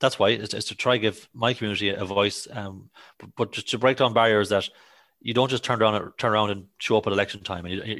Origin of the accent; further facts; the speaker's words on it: Galway, Connacht, Ireland; I'm from Camelon Park in Westside